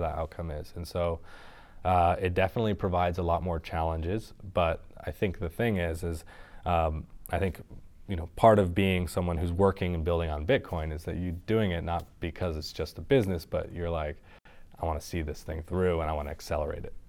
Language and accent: English; Sonoma Valley, California, United States; I'm from Sonoma Valley up north, wine country